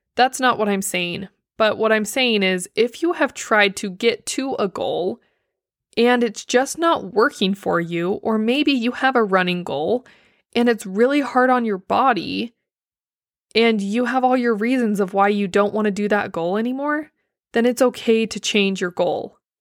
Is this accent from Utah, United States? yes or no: yes; Blanding, Utah, United States; moved away; my hometown, Blanding